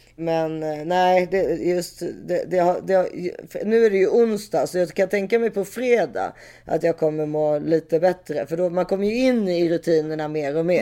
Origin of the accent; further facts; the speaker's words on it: Switzerland; jag är schweizare